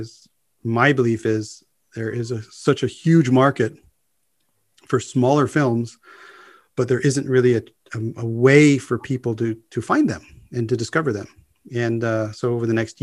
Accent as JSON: {"language": "English", "country": "United States", "said": "as an American English speaker"}